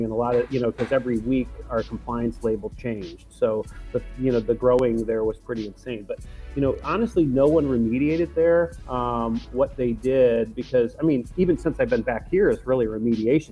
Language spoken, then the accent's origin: English; Detroit, Michigan, United States; also born or lived in Colorado; we're from Detroit.